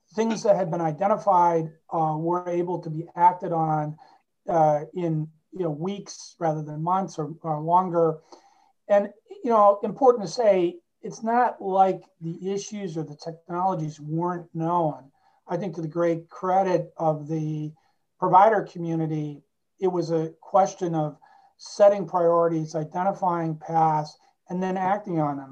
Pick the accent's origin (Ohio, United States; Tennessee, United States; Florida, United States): Ohio, United States; Cleveland; moved away as an adult; also born or lived in Washington, District of Columbia, United States; I was born and raised in Cleveland, Ohio